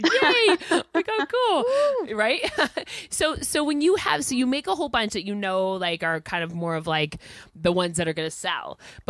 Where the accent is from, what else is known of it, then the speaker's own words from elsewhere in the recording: Massachusetts, United States; We use Massachusetts as an adjective, like to describe. So because I'm from Mass.